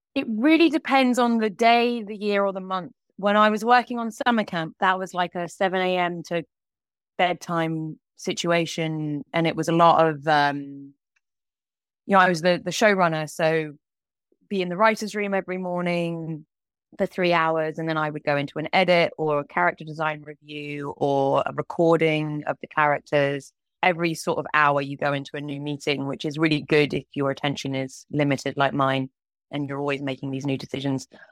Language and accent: English; United Kingdom; moved away as an adult; also born or lived in Kingston / London; now in Los Angeles, United States; I am a British animator that currently lives in Los Angeles.